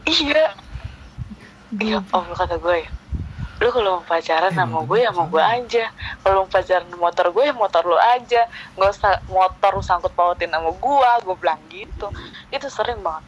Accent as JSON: {"language": "Indonesian", "town": "Bekasi", "region": "West Java", "country": "Indonesia", "tie": "born or raised there", "also_born_or_lived": "Tanjung Priok, Jakarta (school) / Bima (father's origin)"}